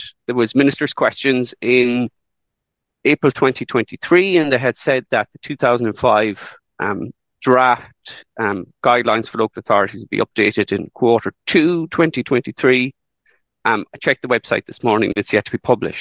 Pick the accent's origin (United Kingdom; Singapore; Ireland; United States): Ireland; County Kerry; I'm from a rural area myself. I grew up in Kerry